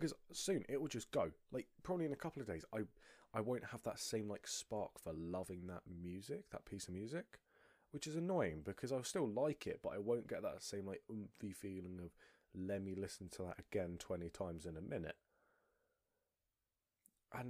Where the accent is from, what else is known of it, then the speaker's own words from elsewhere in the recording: United Kingdom; I'm British.